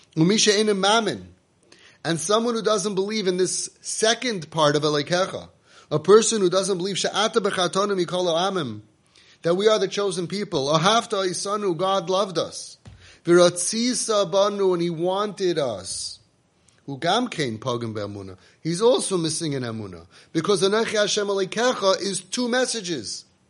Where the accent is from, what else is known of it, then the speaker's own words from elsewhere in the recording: United States; we grew up in America